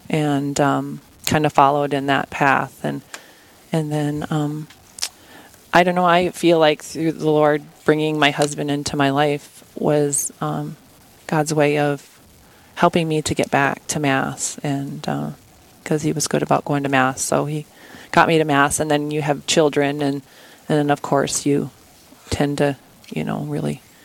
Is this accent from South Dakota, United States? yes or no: yes; Aberdeen, South Dakota, United States; I was born and raised here in Aberdeen